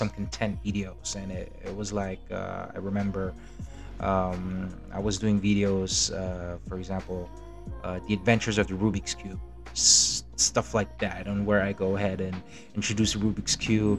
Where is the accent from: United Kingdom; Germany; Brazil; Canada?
Germany; now in Philippines; when I was a kid, when I grew up in Germany.